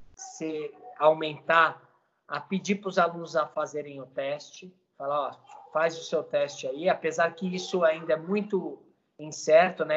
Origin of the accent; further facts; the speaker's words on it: Brazil; como cidadão, como brasileiro